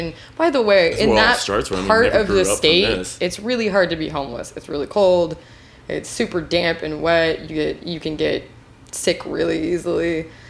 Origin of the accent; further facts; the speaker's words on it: Washington, United States; moved away; I'm from Washington, but I grew up 3 hours north of Aberdeen.